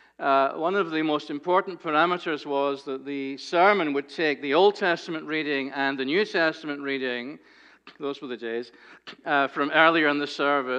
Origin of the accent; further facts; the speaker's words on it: Scotland, United Kingdom; now in United States; When I was a child growing up in Scotland